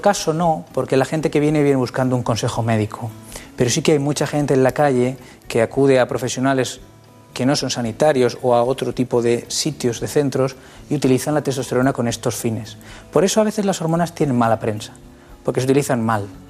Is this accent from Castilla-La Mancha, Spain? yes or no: yes; Castilla-La Mancha, Spain; born or raised there; also born or lived in Requena, Valencia